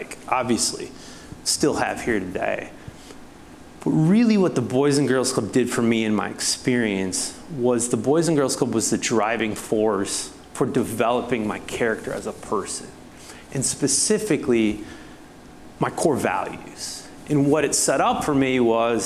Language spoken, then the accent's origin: English; La Crosse, Wisconsin, United States; moved away as an adult; also born or lived in Minneapolis, Minnesota; now in Atlanta, United States; I was raised here in La Crosse, Wisconsin